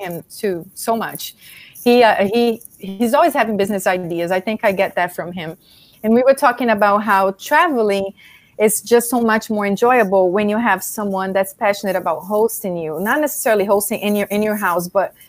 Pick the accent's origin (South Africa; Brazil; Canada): Brazil; moved away; I'm Brazilian. So, born and raised in Brazil